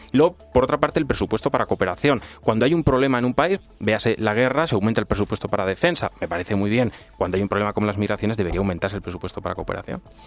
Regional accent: Spain; Como europeo, como español.

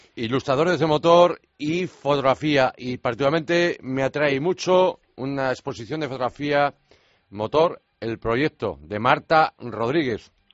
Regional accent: Vigo, Galicia, Spain; Campeonato de España de rallies de asfalto en mi tierra

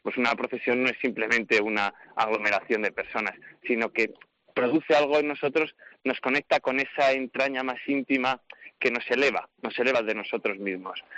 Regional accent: Segovia, Castile and León, Spain; moved away as an adult; now in Rome, Italy; desde niño que la he vivido en mi ciudad natal, en Segovia

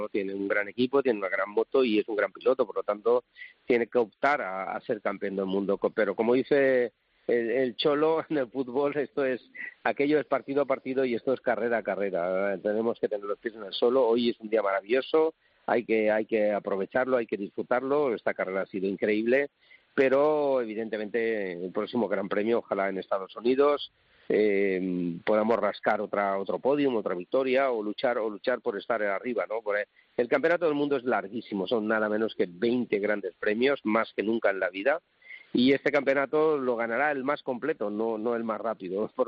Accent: Valencia, Valencian Community, Spain; Soy de Valencia y tengo que defender a los cítricos

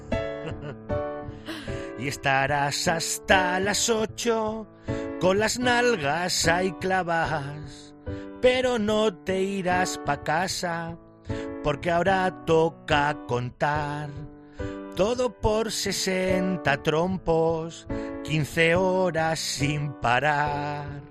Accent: Picón, Castilla-La Mancha, Spain; yo estoy en en Picón, mi pueblo tiene 690 habitantes

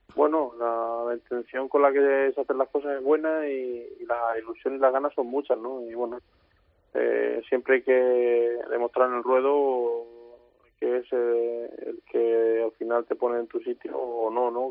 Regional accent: Albacete, Castilla-La Mancha, Spain

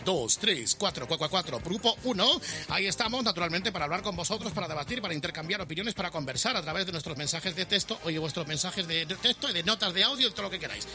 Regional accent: Zaragoza, Aragon, Spain; moved away; hoy el fútbol vuelve a mi pueblo

